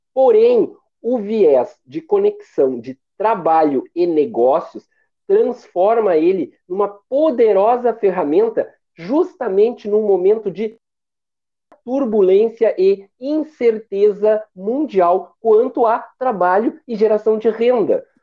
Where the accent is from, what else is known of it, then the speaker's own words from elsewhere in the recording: Porto Alegre, Rio Grande do Sul, Brazil; eu sou de Porto Alegre